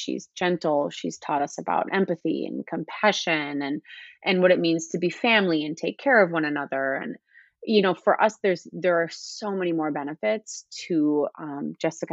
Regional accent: Minneapolis, Minnesota, United States; also born or lived in Wayzata, Minnesota / Chicago, Illinois; I grew up in Minnesota. I guess you could say I split my childhood between Minneapolis and Wayzata

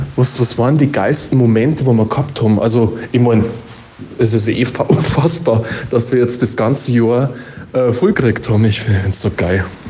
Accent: Upper Palatinate, Bavaria, Germany; accent: Oberpfälzer; unseren Oberpfälzer Dialekt

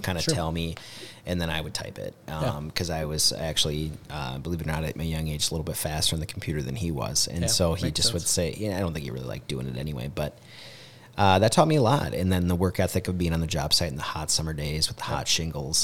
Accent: Mankato, Minnesota, United States; I'm a Mankato boy, and grew up on 325 Van Brunt Street, right down by Mankato West.

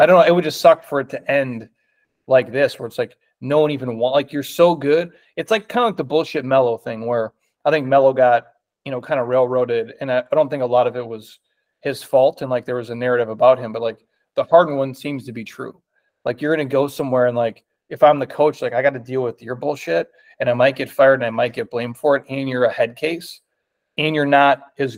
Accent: Minnesota, United States; I grew up in Minnesota, so I'm a Vikings fan

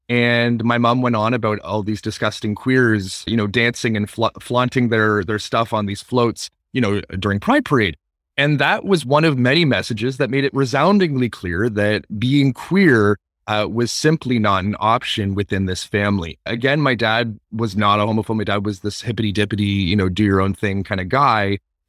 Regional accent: Toronto, Ontario, Canada; I grew up, born and raised in Toronto, Ontario, and I come from a family of five. I'm the youngest of five, and I have three brothers and a sister

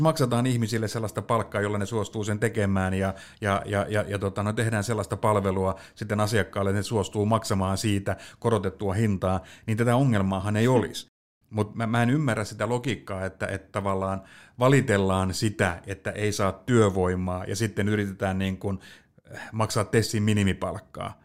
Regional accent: Pöytyä, Southwest Finland, Finland; mähän on siis maalta kotoisin Pöytyältä

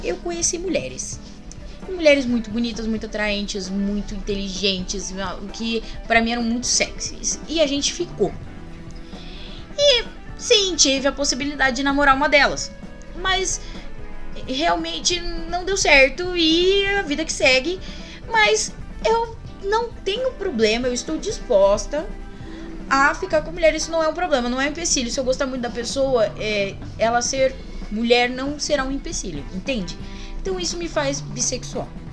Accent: Paulista, São Paulo, Brazil

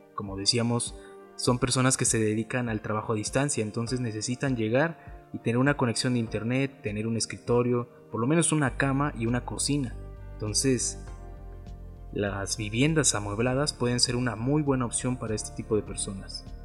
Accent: Mexico; nosotros como mexicanos con un sueldo mexicano

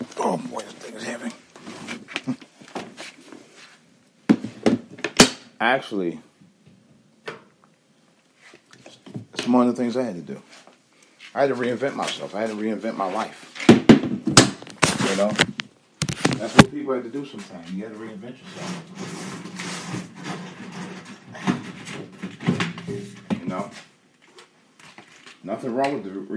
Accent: Cleveland, Ohio, United States; moved away as an adult; I left Cleveland, Ohio.

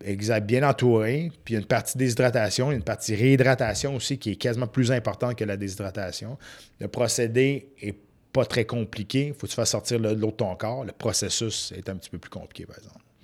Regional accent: Saint-Narcisse, Quebec, Canada; je viens d'un petit village de Saint-Narcisse

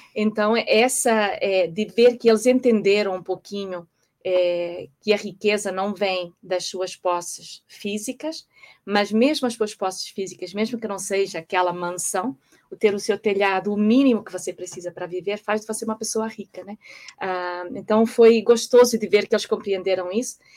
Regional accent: Portugal; moved away as an adult; also born or lived in Brazil / Singapore / Madrid / United States; nasci em Portugal, é, muitos anos fora do país, é, desde que me casei

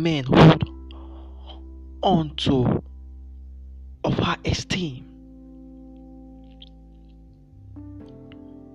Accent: Nigeria; I'm from Nigeria

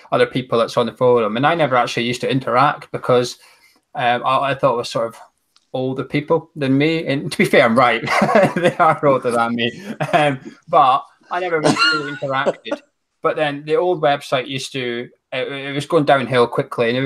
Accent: Aberdeen, Scotland, United Kingdom; I'm originally from Aberdeen. I'm still in Aberdeen, which is in very northeast of Scotland.

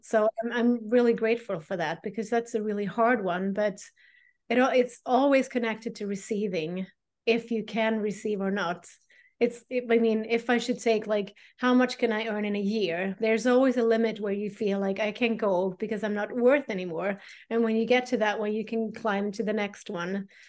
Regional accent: Sweden; I am a priestess from Sweden

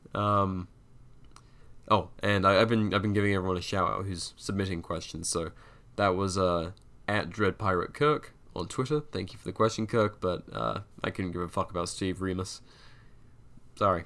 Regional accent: United Kingdom; I'm a Brit, I was taught funny

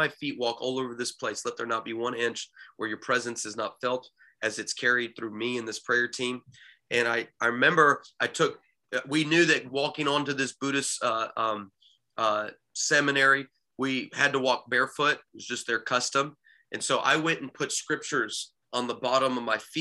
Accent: United States; moved away as an adult; I'm from America

